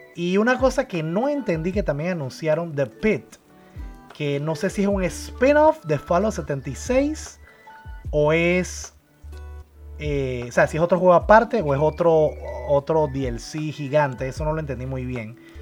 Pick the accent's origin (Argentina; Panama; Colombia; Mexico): Panama; en mi país, aquí en Panamá